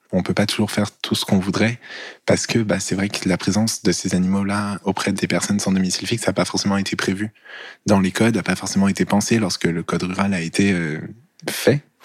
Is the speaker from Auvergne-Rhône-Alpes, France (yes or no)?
yes; near Lyon, Auvergne-Rhône-Alpes, France; Je suis né à Lyon et puis je suis allé grandir à une demi-heure à peu près de la ville de Lyon